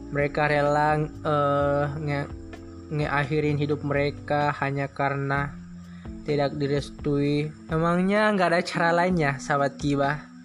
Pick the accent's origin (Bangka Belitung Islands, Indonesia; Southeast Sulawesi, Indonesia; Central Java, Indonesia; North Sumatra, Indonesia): Southeast Sulawesi, Indonesia; Wawonii Island; saya merupakan seorang anak yang lahir dan tumbuh besar di Pulau Wauni, Sulawesi Tenggara kurang lebih 19 tahun.